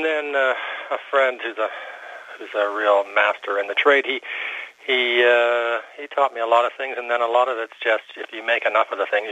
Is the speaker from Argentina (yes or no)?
no; Nova Scotia, Canada; born there; Uh-huh, but I was born in Nova Scotia, so I... I'm a come back from away.